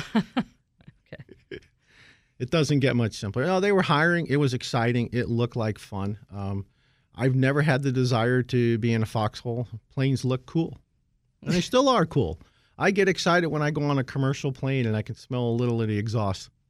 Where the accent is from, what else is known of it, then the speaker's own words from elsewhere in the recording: Scranton, Pennsylvania, United States; moved away; I grew up in Scranton